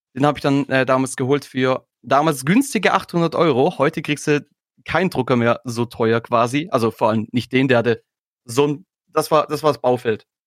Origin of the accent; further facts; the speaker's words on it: Swabia, Germany; als Schwabe